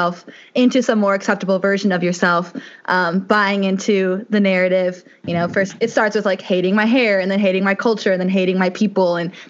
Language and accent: English; Bloomington, Illinois, United States; So I grew up around here in Bloomington Normal. I've gone to schools of Bloomington Normal my whole life so far, predominantly white schools